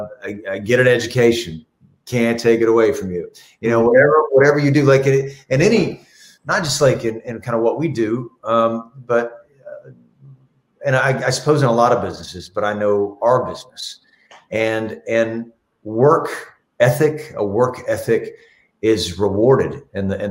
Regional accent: the South, United States; I'm from the South

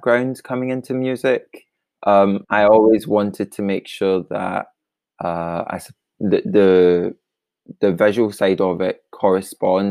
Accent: Kilmarnock, Scotland, United Kingdom; moved away as an adult; now in Glasgow, United Kingdom; I'm originally from Kilmarnock in Scotland, but I moved to Glasgow for art school.

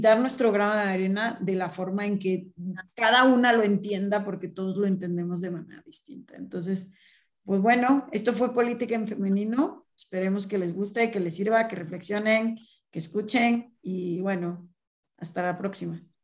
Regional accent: Mexico; now in Puebla, Mexico; si somos mexicanas

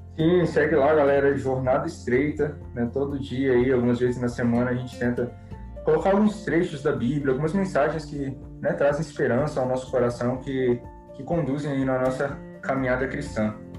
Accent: Cariacica, Espírito Santo, Brazil; sou aqui de Cariacica, no Espírito Santo

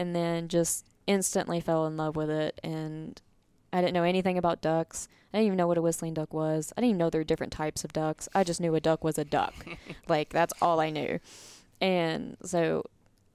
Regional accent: Tennessee, United States; moved away as an adult; also born or lived in Arkansas; now in Louisiana, United States; I'm originally from Tennessee

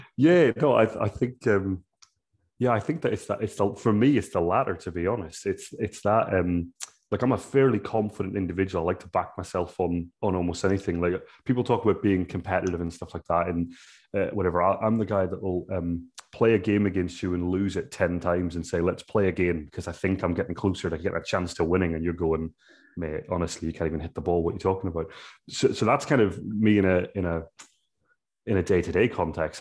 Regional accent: Ireland; as an Irishman

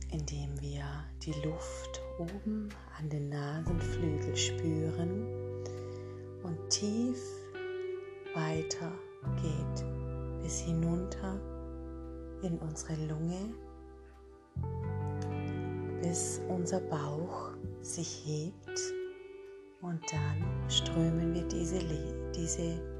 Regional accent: Isny, Baden-Württemberg, Germany; Ich komme aus Isny

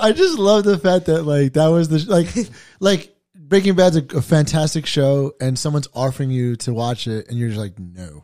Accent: New York City, New York, United States; I'm from Staten Island

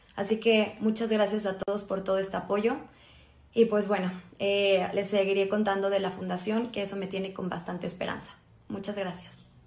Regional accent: Mexico; Me siento bastante orgullosa como mexicana

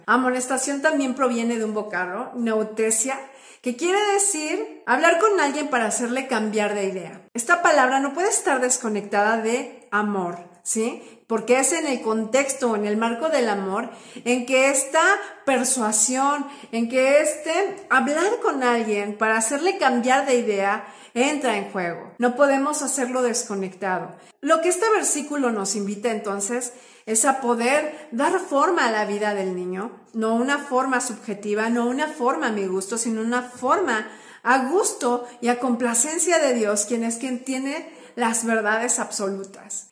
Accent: Mexico; en mi país, en México

